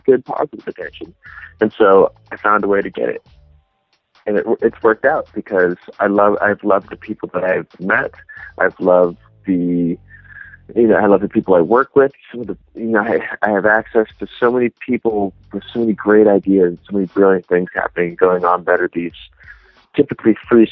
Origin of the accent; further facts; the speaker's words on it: Garden Grove, California, United States; also born or lived in Fountain Valley, California; I grew up in an area called Garden Grove, and after that I moved to an area called Fountain Valley